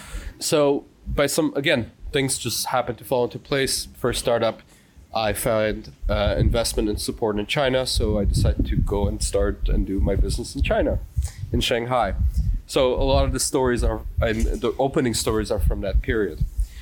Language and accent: English; Canada; moved away; I'm French Canadian, I was raised Catholic